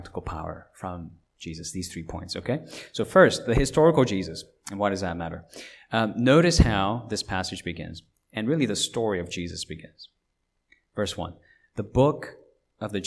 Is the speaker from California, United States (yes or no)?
yes; Los Angeles, California, United States; I was growing up in California as a teenager in Los Angeles when I was not yet a citizen of this country